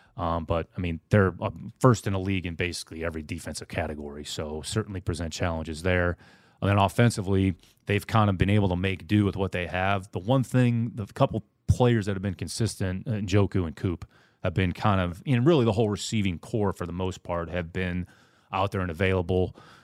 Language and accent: English; Northeast Ohio, United States; in the winters, it gets a little bit cold right there on the lake, but mm-hmm. That was part of growing up in Northeast Ohio.